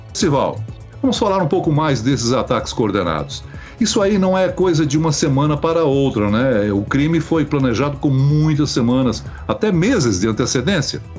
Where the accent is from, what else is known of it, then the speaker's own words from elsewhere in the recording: Criciúma, Santa Catarina, Brazil; Criciúma, município de Santa Catarina, minha terra natal